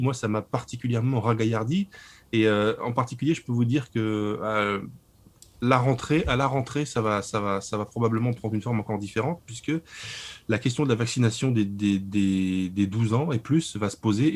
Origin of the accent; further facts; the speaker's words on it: Lorraine, Grand Est, France; je suis de Lorraine